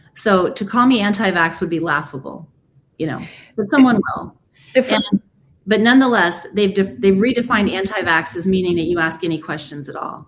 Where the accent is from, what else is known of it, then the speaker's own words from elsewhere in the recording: United States; I was born here in America.